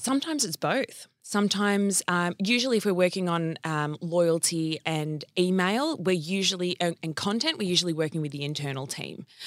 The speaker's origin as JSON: {"language": "English", "town": "Wangaratta", "region": "Victoria", "country": "Australia", "tie": "born or raised there", "said": "I was born in country Victoria in a place called Whangarata"}